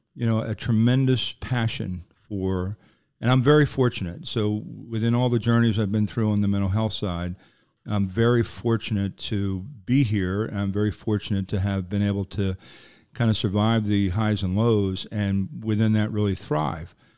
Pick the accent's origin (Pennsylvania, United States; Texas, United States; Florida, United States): Pennsylvania, United States; Philadelphia; I'm from Philadelphia